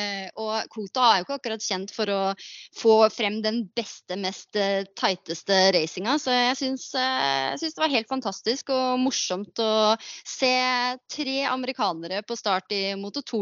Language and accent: Norwegian; Halden, Østfold, Norway